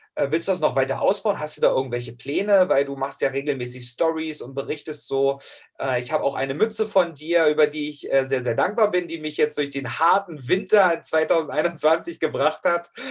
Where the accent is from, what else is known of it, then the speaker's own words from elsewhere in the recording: Hoyerswerda, Saxony, Germany; moved away; aus Hoyerswerda, aus meiner Heimatstadt, wo ich herkomme, aus Sachsen